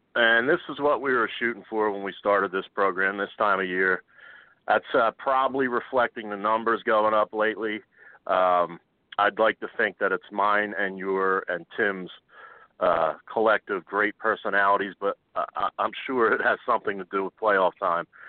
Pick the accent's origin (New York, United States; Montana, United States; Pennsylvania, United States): Pennsylvania, United States; Philadelphia; I I am from Philadelphia